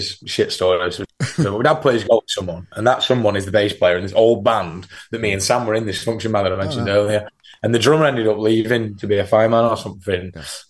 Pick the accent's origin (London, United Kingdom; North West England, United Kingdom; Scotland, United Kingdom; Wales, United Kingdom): North West England, United Kingdom; Southport; We're not a fucking Wigan band. I'm from Southport.